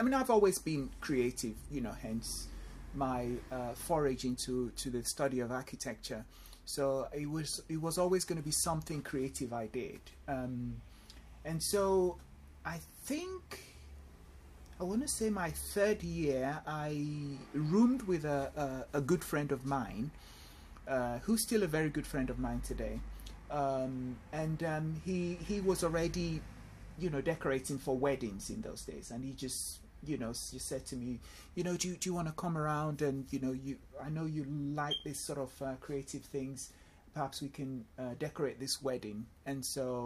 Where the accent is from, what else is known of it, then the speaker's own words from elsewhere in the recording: Nigeria; moved away as an adult; also born or lived in London, United Kingdom; now in Essex, United Kingdom; I went home back to Nigeria with my parents, where I, you know, obviously had my primary school education, secondary school education, and my university education